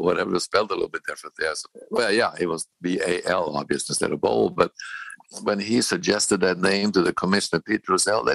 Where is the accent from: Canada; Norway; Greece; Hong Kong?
Norway; moved away; also born or lived in Bozeman, Montana / Kansas City; growing up in Norway